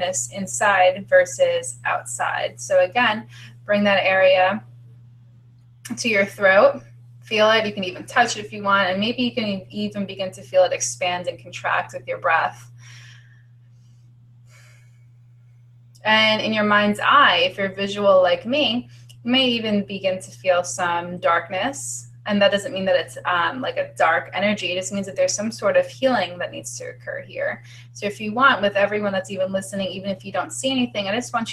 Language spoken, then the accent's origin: English; New York, United States; we're both from New York